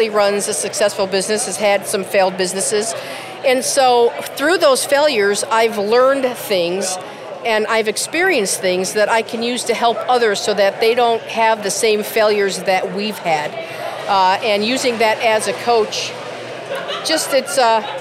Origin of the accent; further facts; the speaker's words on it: Chicago, Illinois, United States; now in Norman, United States; I grew up in Chicago